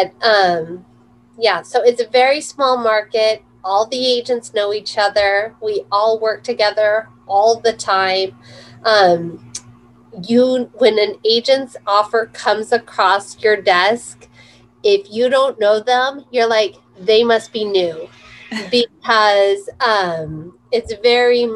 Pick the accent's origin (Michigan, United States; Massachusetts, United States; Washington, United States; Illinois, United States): Washington, United States; Walla Walla; So when I grew up in Walla Walla, so I'm 45. So my whole childhood is spent here.